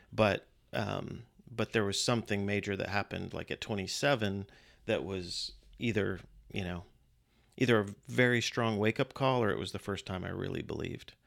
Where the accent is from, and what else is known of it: Virginia, United States; born or raised there; also born or lived in Western New York / Austin, Texas